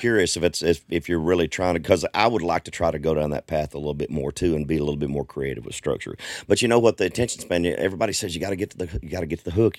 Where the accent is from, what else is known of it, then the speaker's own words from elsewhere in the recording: Southwest Arkansas, United States; also born or lived in East Texas; I grew up in Arkansas. I'm originally from East Texas.